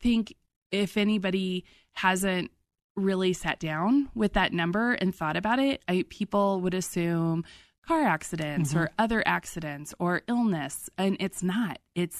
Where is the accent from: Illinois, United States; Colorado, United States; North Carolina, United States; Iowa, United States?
Colorado, United States; but we are from Colorado, so we know.